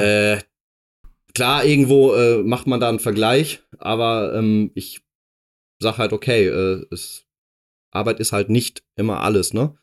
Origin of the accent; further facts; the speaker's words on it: Dortmund, North Rhine-Westphalia, Germany; moved away; ich komme aus Dortmund ursprünglich. Genau. bin da äh, geboren und aufgewachsen